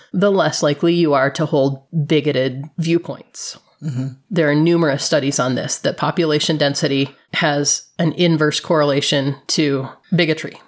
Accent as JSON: {"language": "English", "town": "Flint", "region": "Michigan", "country": "United States", "tie": "born or raised there", "moved": "yes", "said": "I grew up in Flint, Michigan"}